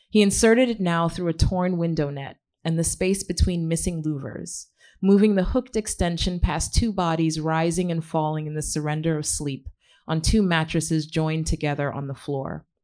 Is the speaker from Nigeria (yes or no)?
no; Ghana; also born or lived in Queens, United States; I'm from originally Ghana, and um, I grew up in Ghana, um, which is partially what my book is inspired by Powder Necklace. Um, I grew up in Ghana. My parents sent me there from Queens um, at age 12